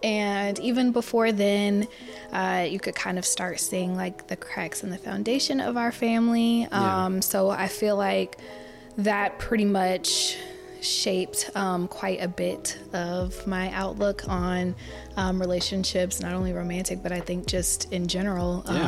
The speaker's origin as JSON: {"language": "English", "town": "Lakeland", "region": "Florida", "country": "United States", "tie": "born or raised there", "said": "I am originally from Florida, born and raised Lakeland, Florida."}